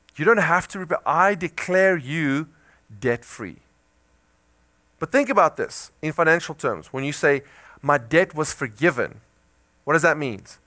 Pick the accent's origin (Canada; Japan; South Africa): South Africa; moved away; I come from South Africa